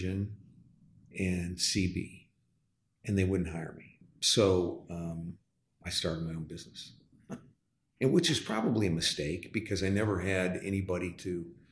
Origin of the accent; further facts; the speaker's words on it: LaSalle, Illinois, United States; now in Dallas, United States; I'm from the Midwest. I was born and raised on a farm, actually. We weren't farmers. We were living in a home on a farm. in a town of 10,000 people, LaSalle, Illinois